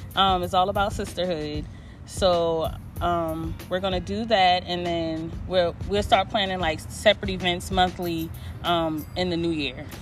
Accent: Charleston, South Carolina, United States; I'm from Charleston, South Carolina

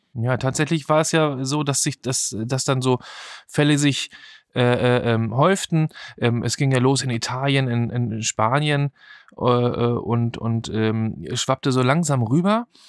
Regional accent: Germany; Bei uns in Deutschland

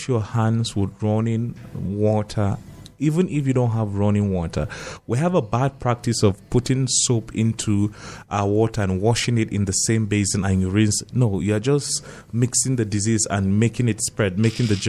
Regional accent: North, Northern Nigeria, Nigeria; growing up in North, you know, the churches that we grew up attending

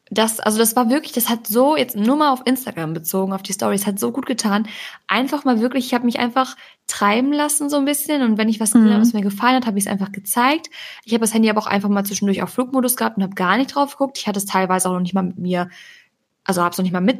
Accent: Balearic Islands, Spain; Ich komme von Mai aus Mallorca

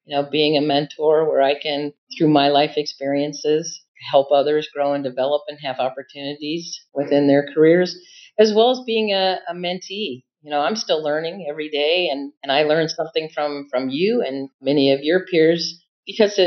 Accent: Iowa City, Iowa, United States; I'm from Iowa City

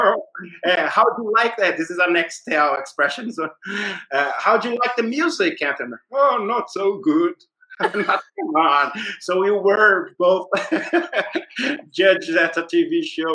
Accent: Brazil; I said, Brazil.

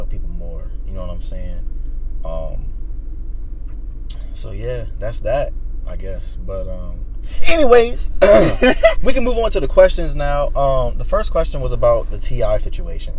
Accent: Chesterfield County, Virginia, United States; my hometown

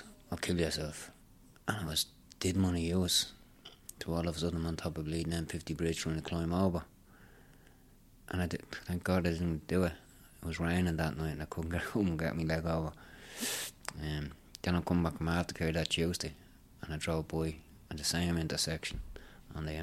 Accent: Dublin, Leinster, Ireland; I was from Ballymun

